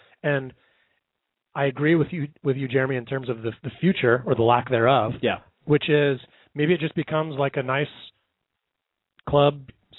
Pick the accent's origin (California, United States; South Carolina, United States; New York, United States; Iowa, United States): California, United States; South Bay; when I grew up here in the South Bay